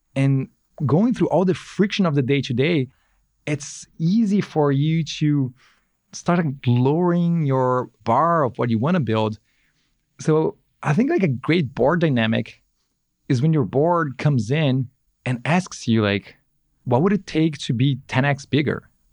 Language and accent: English; São Paulo, Brazil; moved away as an adult; now in Bay Area, United States; living in the Bay Area is a lot better than living in, in São Paulo, where I grew up.